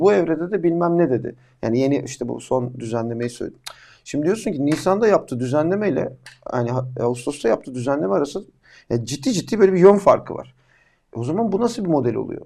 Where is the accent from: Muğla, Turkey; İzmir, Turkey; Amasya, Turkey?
Amasya, Turkey; ben e, Amasya'da doğdum büyüdüm